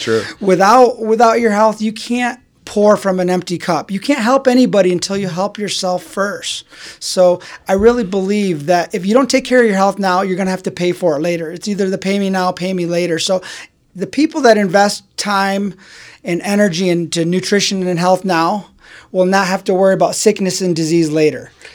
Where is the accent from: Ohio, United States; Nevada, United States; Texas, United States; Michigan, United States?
Michigan, United States; Grand Rapids; I was born and raised in Grand Rapids, Michigan